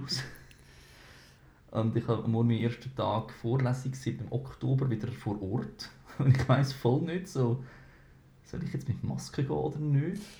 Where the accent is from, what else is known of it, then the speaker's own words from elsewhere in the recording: Switzerland; bei uns in der Schweiz